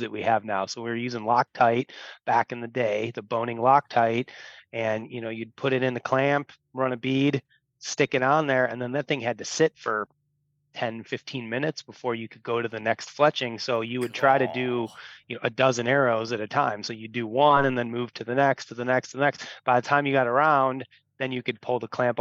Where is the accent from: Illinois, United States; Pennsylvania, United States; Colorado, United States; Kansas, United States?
Illinois, United States; I grew up here in Illinois, grew up in a bow hunting family.